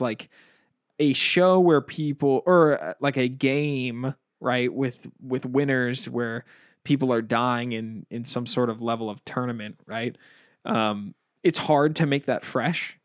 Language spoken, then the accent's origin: English; United States; I'm extremely American.